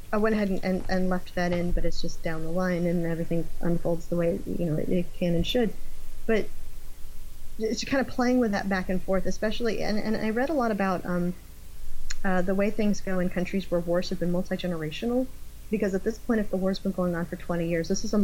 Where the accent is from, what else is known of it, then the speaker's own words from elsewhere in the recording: Gulf Coast, United States; also born or lived in Florida / Texas / Kentucky / Tennessee; I'm from the Gulf Coast. I grew up mostly in Florida, Texas, and ended up living in Kentucky and Tennessee.